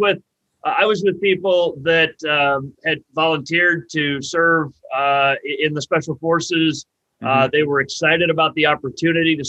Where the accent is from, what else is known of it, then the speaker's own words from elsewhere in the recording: Northeast Ohio, United States; moved away as an adult; now in Columbus, United States; Columbus is a great place to live, but Northeast Ohio is still home to me